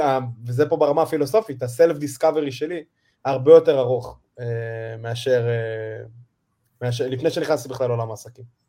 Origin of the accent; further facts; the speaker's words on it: Israel; שהגעתי כל הדרך מישראל